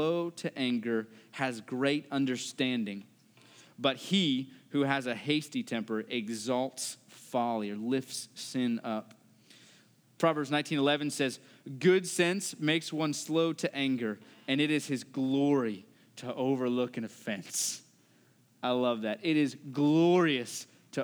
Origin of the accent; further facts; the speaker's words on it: West Virginia, United States; I'm from West Virginia